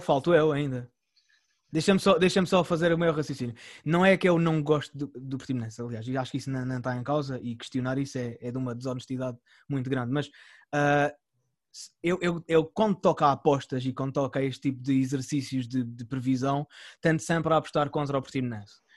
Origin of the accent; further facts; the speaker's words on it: Algarve, Portugal; a gente aqui, uh, enquanto algarvios